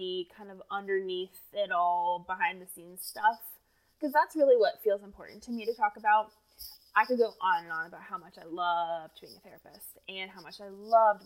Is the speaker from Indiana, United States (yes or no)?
yes; Indiana, United States; moved away as an adult; also born or lived in Tennessee; grew up in Indiana